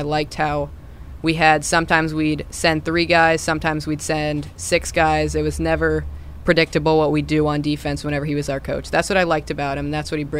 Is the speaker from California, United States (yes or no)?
no; Wilton, Connecticut, United States; I am from Wilton, Connecticut.